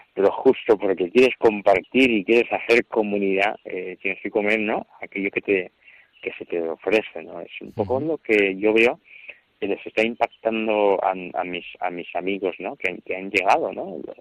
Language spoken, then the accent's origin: Spanish; Equatorial Guinea; moved away as an adult; now in Spain; soy de la diócesis de, de Vivellín, que es Begoña